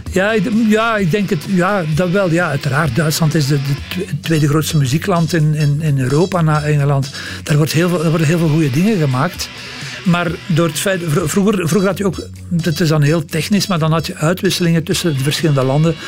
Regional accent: Leuven, Flanders, Belgium; Ik kom uit Leuven

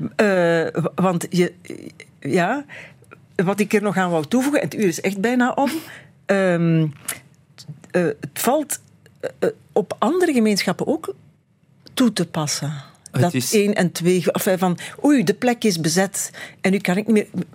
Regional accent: Beringen, Flanders, Belgium; Ik kom van Bering

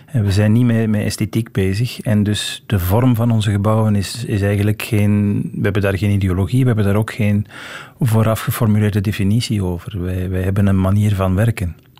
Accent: Antwerp, Flanders, Belgium; also born or lived in Leuven; now in Brussels, Belgium; Ik ben geboren in Antwerpen in een gewoon rijhuis in de stad

